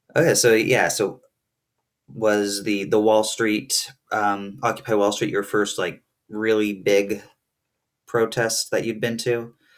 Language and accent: English; New Jersey, United States; now in Burlington, Vermont, United States; I grew up in New Jersey